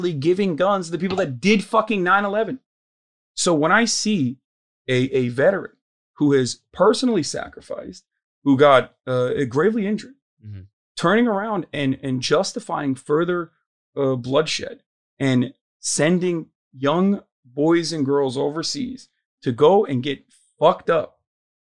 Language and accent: English; Turkey; moved away as an adult; also born or lived in United States (born); now in United States; I grew up in Turkey my entire life until I was 18, and then I came to America when I was